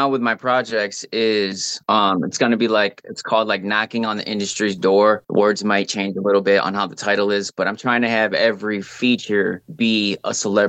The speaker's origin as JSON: {"language": "English", "town": "Lansing", "region": "Michigan", "country": "United States", "said": "I'm really from Lansing's what I claim, because that's like what's made me, the capital of Michigan, Lansing."}